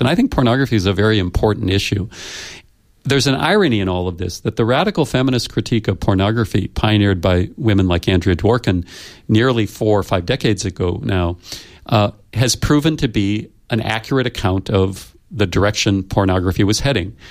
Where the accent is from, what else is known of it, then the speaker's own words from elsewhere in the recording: United States; I come from the United States